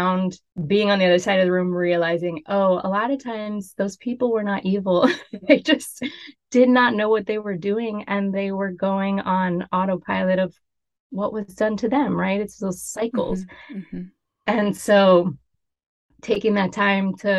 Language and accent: English; Miami, Florida, United States; I was really fortunate growing up in Miami. My career just sort of unfolded because it was my home